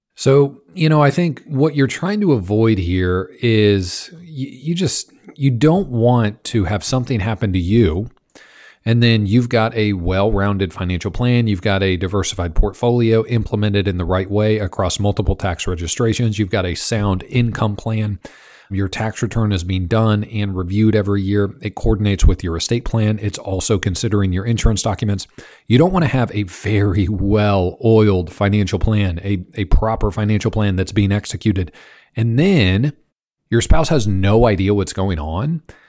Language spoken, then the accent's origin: English; Kansas, United States; I grew up in Kansas